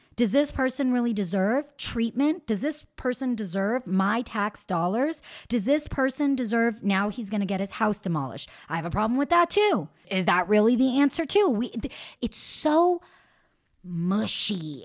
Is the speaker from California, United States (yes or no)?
yes; Los Angeles, California, United States; I'm from Los Angeles